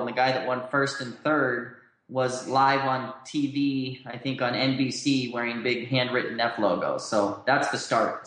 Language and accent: English; Southern California, United States; moved away as an adult; also born or lived in Utah; I grew up in Southern California